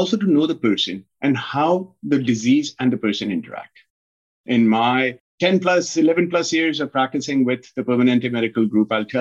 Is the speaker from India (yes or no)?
yes; North India, India; moved away as an adult; also born or lived in United Kingdom / Ukraine / East Coast, United States; now in Stockton, United States; I was born and raised in India